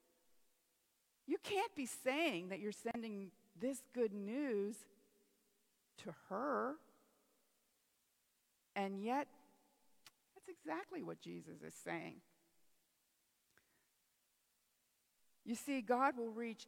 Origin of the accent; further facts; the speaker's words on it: Pennsylvania, United States; I'm from Pennsylvania